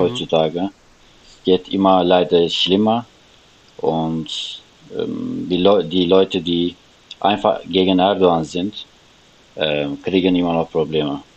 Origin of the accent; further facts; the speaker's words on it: Istanbul, Turkey; German is a second language; moved away as an adult; now in Germany; ich komme aus Istanbul und mhm. ich bin seit vier Jahren in Deutschland